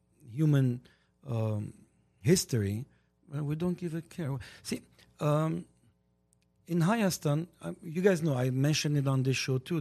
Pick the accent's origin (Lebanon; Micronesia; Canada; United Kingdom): Lebanon; English is a second language; moved away as an adult; now in United States; I was same as a Govga Sahai in 1981. I came from Lebanon over here. I was the macho Armenian